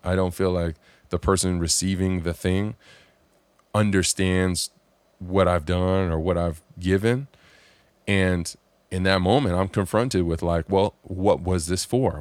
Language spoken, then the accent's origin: English; Southern California, United States; I grew up here in Southern California